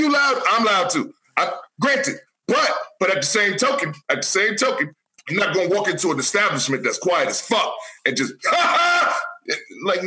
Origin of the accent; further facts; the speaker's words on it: New Haven, Connecticut, United States; now in Atlanta, United States; We're all from New Haven, Connecticut. So in New Haven, Connecticut, there ain't a bunch of houses in the hoods.